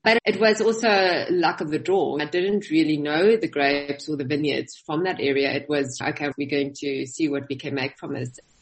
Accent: Gauteng, South Africa; moved away as an adult; I in fact grew up in the north of South Africa and our vineyards are basically just in the Western Cape. So I grew up in Gauteng.

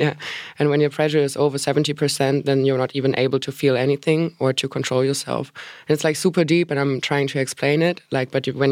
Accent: Hamburg, Germany; my hometown Hamburg

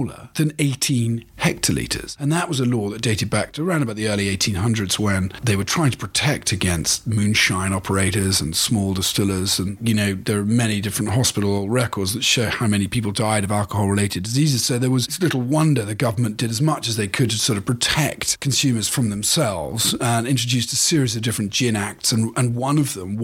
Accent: Cornwall, South West England, United Kingdom; moved away as an adult; also born or lived in United States; He and I grew up together in Cornwall.

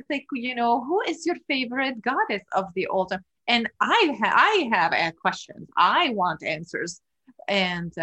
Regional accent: Lebanon; moved away as an adult; now in United States; Growing up in Lebanon, I also had this urge for justice

